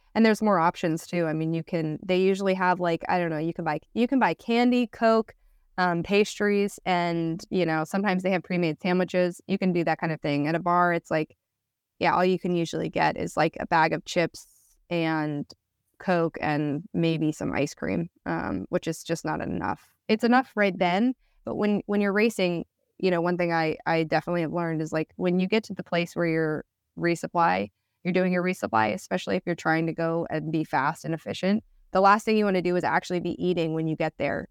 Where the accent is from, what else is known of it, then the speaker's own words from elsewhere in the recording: United States; as American